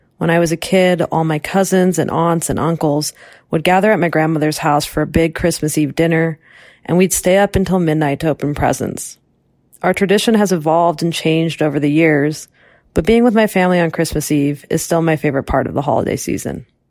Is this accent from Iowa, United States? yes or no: yes; Iowa, United States; born or raised there